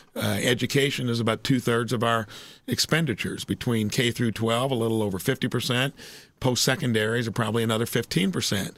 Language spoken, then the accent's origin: English; Indiana, United States; moved away as an adult; moving back to your hometown